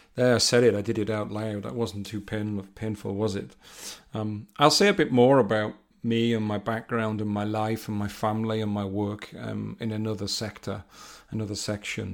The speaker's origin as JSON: {"language": "English", "region": "North East England", "country": "United Kingdom", "moved": "yes", "lives_now": "Rugby, United Kingdom", "said": "I'm from the northeast of England, but I'm living in the Midlands"}